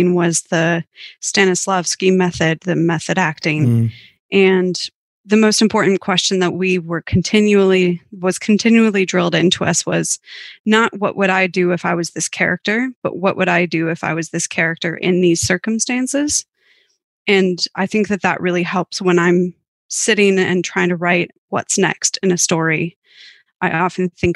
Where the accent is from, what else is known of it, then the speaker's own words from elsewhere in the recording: Minnesota, United States; moved away as an adult; also born or lived in St. Paul, United States / London, United Kingdom; now in Melbourne, Australia; I grew up in a small town about 3 hours west of Minneapolis